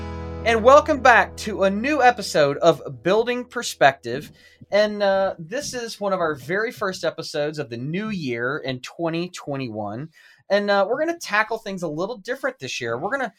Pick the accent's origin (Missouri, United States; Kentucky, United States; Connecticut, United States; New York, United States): Kentucky, United States; Louisville; my hometown, Louisville, Kentucky.